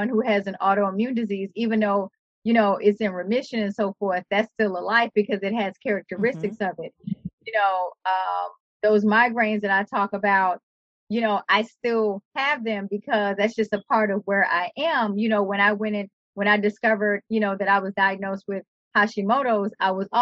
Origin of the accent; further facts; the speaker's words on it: New Orleans, Louisiana, United States; growing up in New Orleans